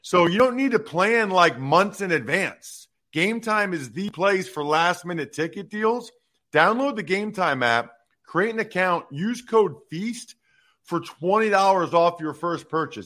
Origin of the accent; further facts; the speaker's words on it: Reading, Pennsylvania, United States; my hometown of Reading